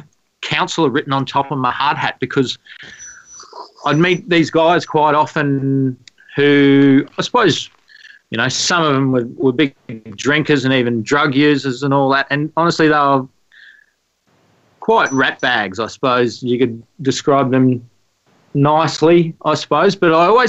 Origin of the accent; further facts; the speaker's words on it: Australia; growing up in Australia, there's the Aussie bloke image, which I definitely was involved with a lot growing up